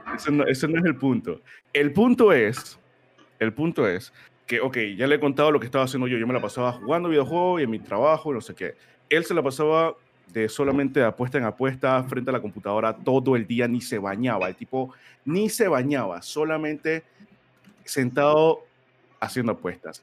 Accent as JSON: {"language": "Spanish", "region": "Colón", "country": "Panama", "also_born_or_lived": "Panama City", "moved": "as an adult", "said": "cuando yo me mudé de Colón, que es mi provincia, a, a la capital, yo me mudé solo"}